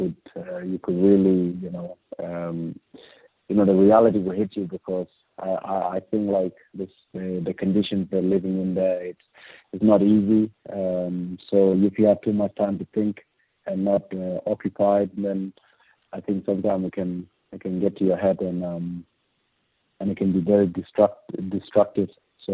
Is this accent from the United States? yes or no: no; Andrews Farm, South Australia, Australia; we made our Socceroos debut together, and we grew up together in Andrew's farm.